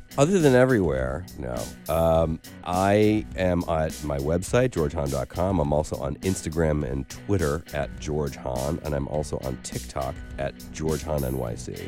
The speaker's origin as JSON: {"language": "English", "town": "Lakewood", "region": "Ohio", "country": "United States", "tie": "born or raised there", "also_born_or_lived": "Cleveland", "moved": "yes", "lives_now": "New York, United States", "said": "I grew up in Lakewood, Ohio, which is just west of Cleveland"}